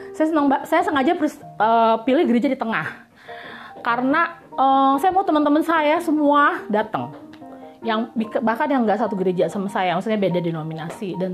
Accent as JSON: {"language": "Indonesian", "region": "Jakarta", "country": "Indonesia", "tie": "born there", "said": "suka nganggap remeh kita gitu yang lahir di Jakarta uh, karena kita bahasa Bataknya istilahnya berpasir-pasir nggak fluent ya bukan native speaker"}